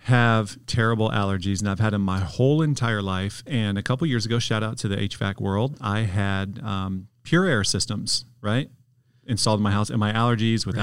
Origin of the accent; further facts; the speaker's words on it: Detroit, Michigan, United States; moved away; I'm from Detroit originally